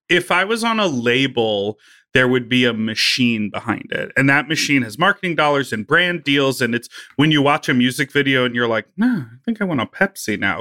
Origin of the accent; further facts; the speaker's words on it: Evanston, Illinois, United States; also born or lived in Chicago; I was born and raised in Evanston